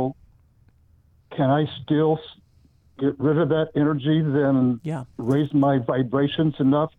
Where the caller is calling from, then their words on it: California, United States; I'm calling from Shaky, California.